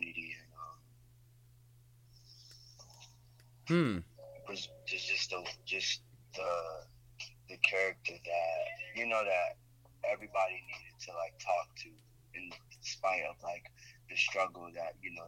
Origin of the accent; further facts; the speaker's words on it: Florida, United States; moved away as an adult; now in New York City, United States; I'm from Florida.